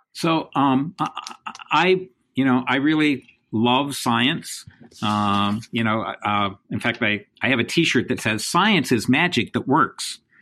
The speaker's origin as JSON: {"language": "English", "region": "Indiana", "country": "United States", "tie": "born or raised there", "moved": "as an adult", "lives_now": "New York, United States", "said": "I grew up in the Midwest. I grew up in Indiana"}